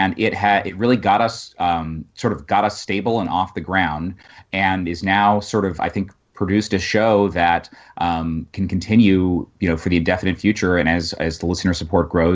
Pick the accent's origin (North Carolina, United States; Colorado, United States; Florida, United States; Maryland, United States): Colorado, United States; I'm from Colorado